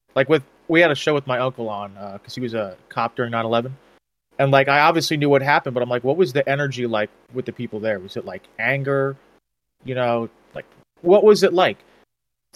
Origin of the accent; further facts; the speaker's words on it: Colorado, United States; growing up in Colorado